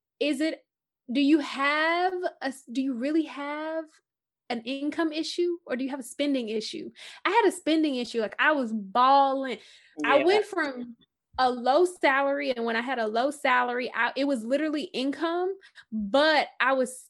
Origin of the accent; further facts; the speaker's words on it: Houston, Texas, United States; I'm from Houston, you know, born, raised